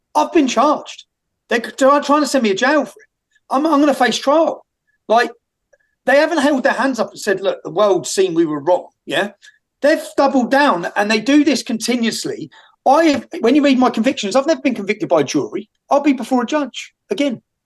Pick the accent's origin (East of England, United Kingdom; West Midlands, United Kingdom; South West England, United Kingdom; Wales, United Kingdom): East of England, United Kingdom; Luton; I grew up in Luton Town.